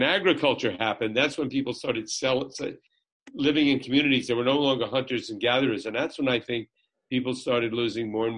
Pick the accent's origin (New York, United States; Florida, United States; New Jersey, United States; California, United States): New Jersey, United States; Jersey City; I was born in Jersey City